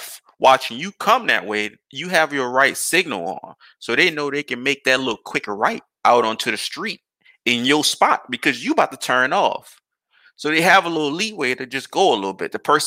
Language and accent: English; New Orleans, Louisiana, United States; now in Houston, United States; I was a kid when I stayed in New Orleans